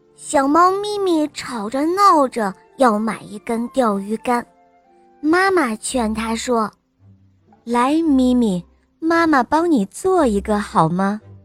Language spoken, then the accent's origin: Chinese; Shanghai, China; 我今年五岁了，我来自上海